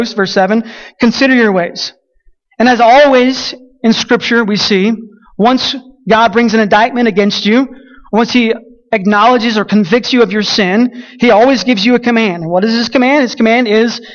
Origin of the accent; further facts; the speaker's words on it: Colorado City, Texas, United States; Champion Creek Reservoir is one of the lakes in my hometown, south of my city